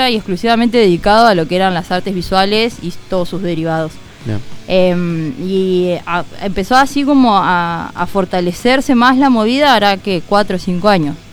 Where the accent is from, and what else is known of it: Río Grande, Tierra del Fuego, Argentina; born or raised there